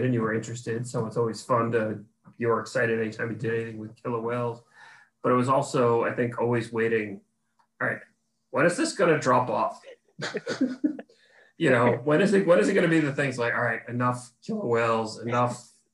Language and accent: English; New York City, New York, United States; moved away; I'm from Brooklyn and that's where I was born and grew up